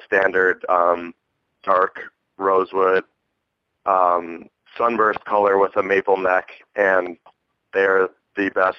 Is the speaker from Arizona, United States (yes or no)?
yes; Phoenix, Arizona, United States; Yeah, we are from Phoenix, Arizona.